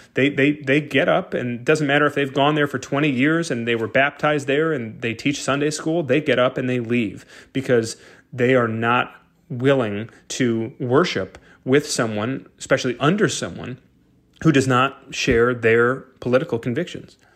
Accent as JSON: {"language": "English", "town": "Brighton", "region": "Michigan", "country": "United States", "tie": "born or raised there", "said": "my hometown of Brighton, Michigan"}